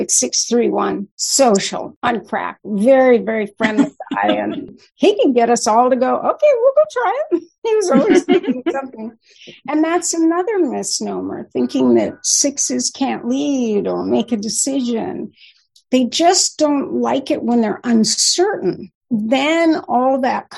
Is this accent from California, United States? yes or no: yes; Newport Beach, California, United States; now in Bay Area, United States; I grew up in Newport Beach